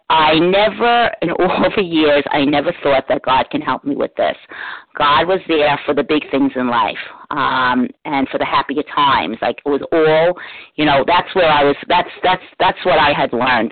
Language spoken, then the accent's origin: English; New York City, New York, United States; I grew up in New York City, in the Bronx actually